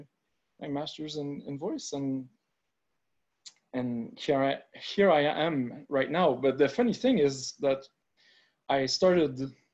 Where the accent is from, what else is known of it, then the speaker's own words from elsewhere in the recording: Montreal, Quebec, Canada; I'm from Montreal, Quebec